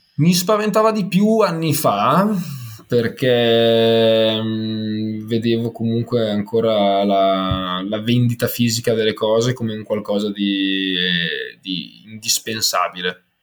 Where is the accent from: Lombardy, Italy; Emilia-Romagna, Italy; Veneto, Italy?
Emilia-Romagna, Italy; Ferrara; now in Milan, Italy; Sono di Ferrara ma trapiantato a Milano